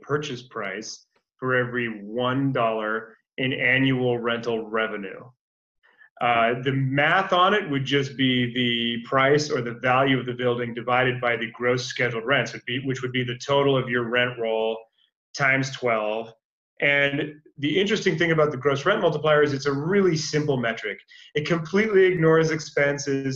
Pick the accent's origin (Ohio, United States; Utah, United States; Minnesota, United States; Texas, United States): Minnesota, United States; Minneapolis; now in California, United States; I'm originally from Minneapolis